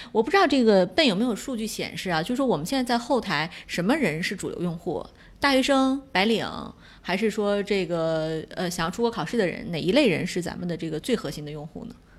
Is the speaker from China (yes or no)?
yes; China; 我们中国人通常不会发T H E这个音